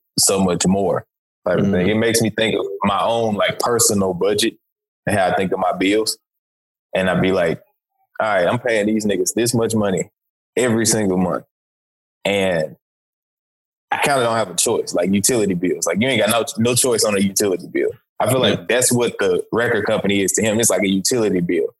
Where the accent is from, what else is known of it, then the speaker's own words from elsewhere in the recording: Memphis, Tennessee, United States; I am from Memphis